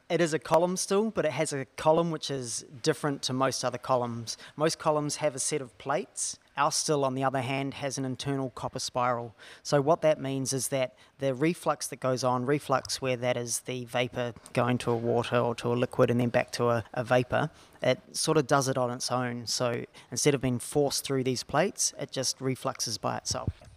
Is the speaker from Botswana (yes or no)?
no; New Zealand; now in Australia; I'm from a small town in New Zealand